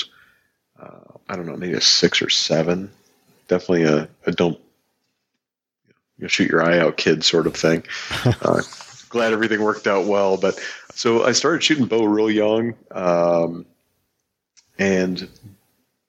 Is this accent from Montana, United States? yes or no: yes; Northwest Montana, United States; So, born in the 70s, Northwest Montana.